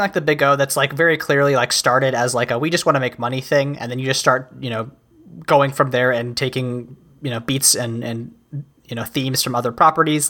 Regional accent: United States; I am an American

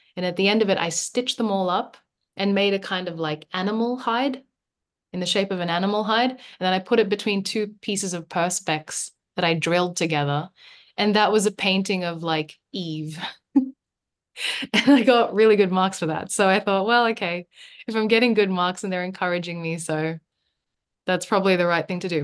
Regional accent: Sydney, New South Wales, Australia; also born or lived in Manila, Philippines; I came here when I was nine

